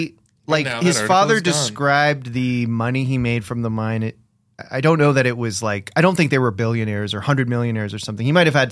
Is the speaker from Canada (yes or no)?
yes; Canada; because we're Canadian, us three.